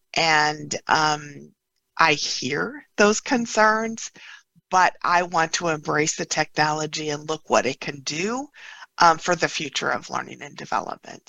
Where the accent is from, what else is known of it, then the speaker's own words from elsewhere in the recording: Upper Peninsula of Michigan, United States; I grew up in the Upper Peninsula of Michigan